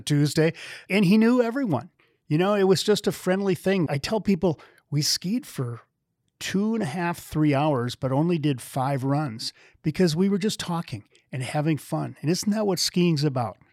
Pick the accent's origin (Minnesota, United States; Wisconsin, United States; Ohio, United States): Wisconsin, United States; moved away; I'm a flatlander myself. I grew up in Wisconsin